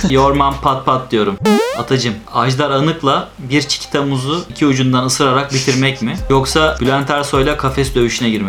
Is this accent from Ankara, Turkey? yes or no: yes; Ankara, Turkey; moved away as an adult; also born or lived in Istanbul; Liseyi orada okuduğum için ve doğma büyüme Ankaralı olduğum için.